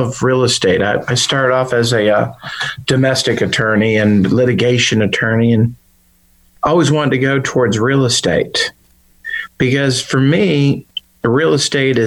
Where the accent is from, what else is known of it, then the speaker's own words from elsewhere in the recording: Chicago, Illinois, United States; now in Memphis, United States; Came back to Memphis, but I grew up in Chicago